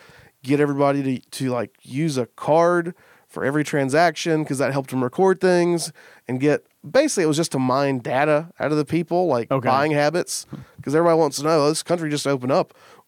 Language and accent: English; Kentucky, United States; But it's like, yeah, I'm from Kentucky.